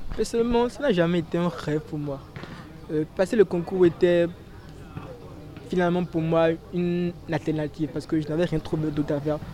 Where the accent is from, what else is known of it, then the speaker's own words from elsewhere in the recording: Benin; now in Senegal; je suis béninois